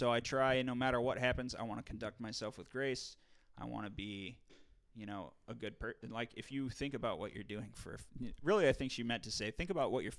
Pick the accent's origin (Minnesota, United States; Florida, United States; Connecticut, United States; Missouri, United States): Missouri, United States; St. Louis; I was like, man, I'm from St. Louis, motherfucker.